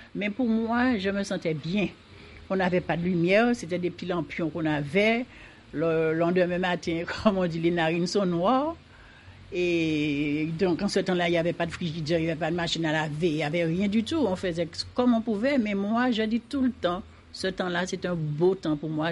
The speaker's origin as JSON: {"language": "French", "country": "Martinique", "tie": "born or raised there", "said": "je suis née à Saint-Laurent et je suis restée jusqu'à présent"}